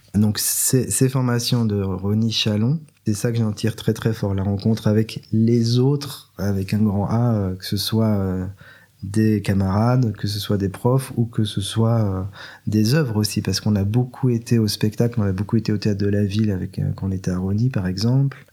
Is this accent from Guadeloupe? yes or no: no; Belgium; je suis, je suis belge, mais d'une famille juive